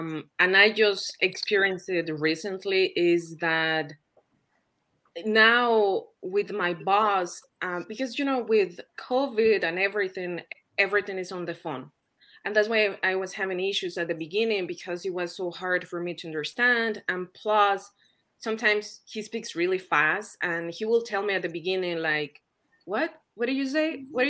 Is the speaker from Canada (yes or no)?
no; Mexico; English is a second language; now in United States; I am from Mexico, but I live in the States. I have been living here for 8+ years